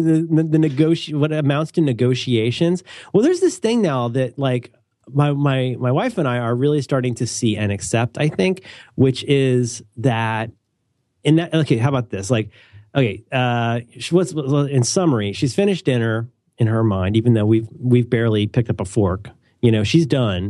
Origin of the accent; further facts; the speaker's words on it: Midwest, United States; I'm from the Midwest